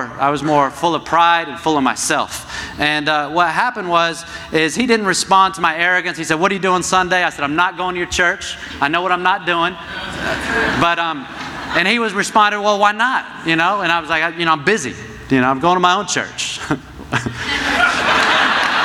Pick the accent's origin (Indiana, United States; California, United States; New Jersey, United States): New Jersey, United States; moved away as an adult; also born or lived in South Florida; I'm from New Jersey.